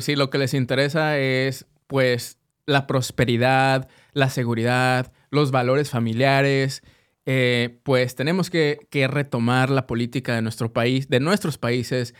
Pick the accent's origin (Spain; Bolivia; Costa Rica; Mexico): Mexico; now in United States; como mexicanos